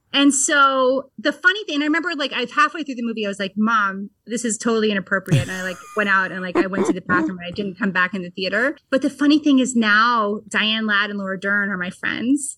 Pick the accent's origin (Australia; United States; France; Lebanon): United States; Vermont; I grew up in Vermont and pretty in a pretty rural area